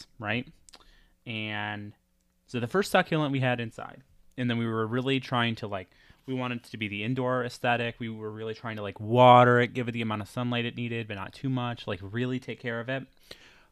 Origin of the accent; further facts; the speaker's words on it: New York, United States; We're from the Northeast, New York